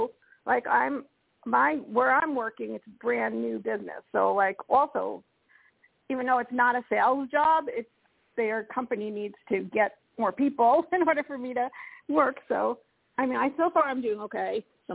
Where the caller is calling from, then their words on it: Colorado, United States; Hi, this is … from Colorado.